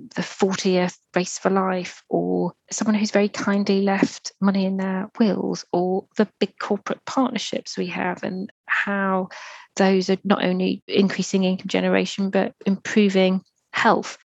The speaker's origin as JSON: {"language": "English", "area": "Merseyside", "region": "North West England", "country": "United Kingdom", "tie": "born or raised there", "said": "I grew up on Merseyside. That's near Liverpool"}